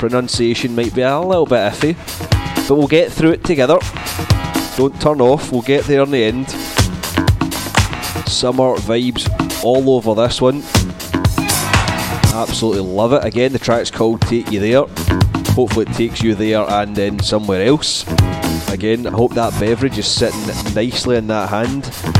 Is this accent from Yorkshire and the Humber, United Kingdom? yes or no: no; Scotland, United Kingdom; being a Scotsman and all.